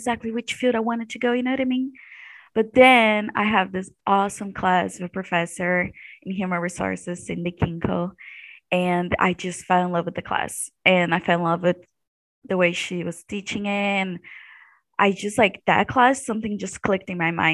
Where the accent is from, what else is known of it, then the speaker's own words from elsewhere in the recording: Brazil; moved away as an adult; now in Missouri, United States; I'm from Brazil.